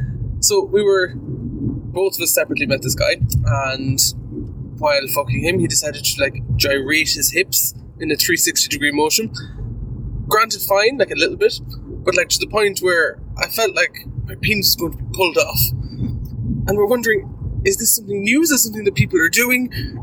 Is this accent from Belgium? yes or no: no; Ireland; So, there's two of us here. We're from Ireland, and we recently went to a sauna in Ireland.